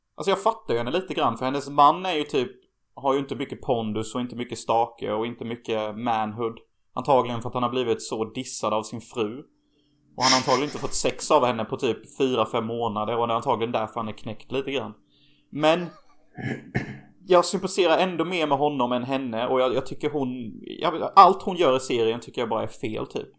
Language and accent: Swedish; Hyltebruk, Halland County, Sweden; moved away; där vi kommer ifrån